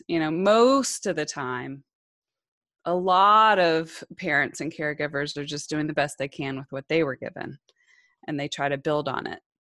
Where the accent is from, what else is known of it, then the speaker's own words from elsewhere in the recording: Georgia, United States; I landed in Georgia by the time I was five, we moved a lot, eh, before that, I was born on an Army base, and, but we left the military pretty quickly after that, but I settled in Georgia